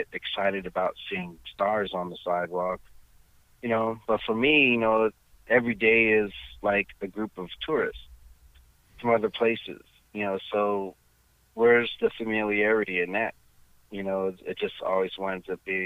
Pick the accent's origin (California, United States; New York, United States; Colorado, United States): California, United States; Los Angeles; I'm from Hollywood, California